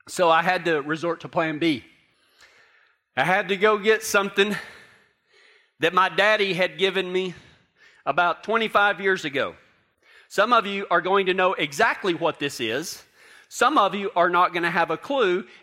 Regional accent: Texas, United States; now in Durango; I'm from Texas.

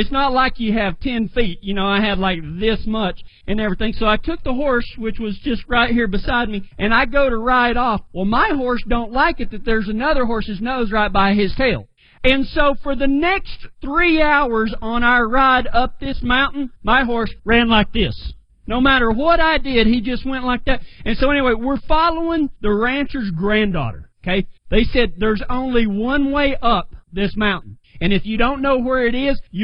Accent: West Texas, United States; I come from the Mesa country of West Texas

